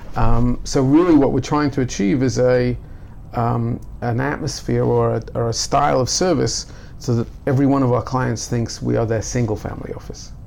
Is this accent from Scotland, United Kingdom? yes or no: no; Newcastle upon Tyne, North East England, United Kingdom; now in Jerusalem, Israel; growing up in Newcastle, I would go to Gateshead for you know Jewish classes